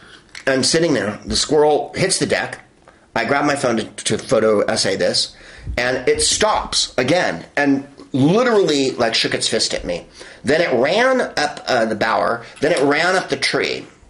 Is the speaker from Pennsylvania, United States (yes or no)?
no; Bay Area, California, United States; now in Los Angeles, United States; I'm from the Bay Area. And we say garage. We say Hella, and we say garage, and quarter